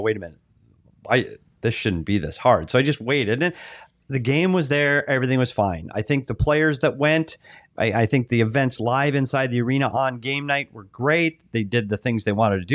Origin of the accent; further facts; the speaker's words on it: Bemidji, Minnesota, United States; now in Arizona, United States; I'm from Minnesota.